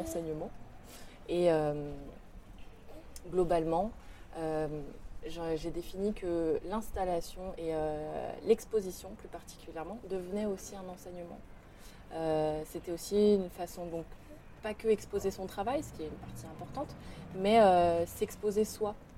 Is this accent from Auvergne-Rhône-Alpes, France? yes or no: yes; Lyon, Auvergne-Rhône-Alpes, France; moved away as an adult; now in Paris, France; Donc j'ai grandi à Lyon. Euh, j'ai passé toute mon enfance là-bas